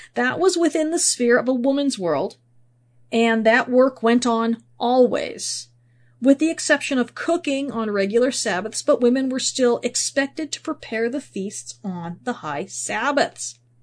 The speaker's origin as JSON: {"language": "English", "country": "United States", "said": "speaking as an American here."}